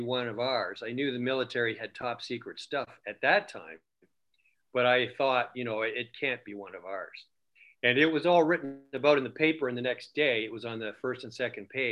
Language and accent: English; Canada; we're from Canada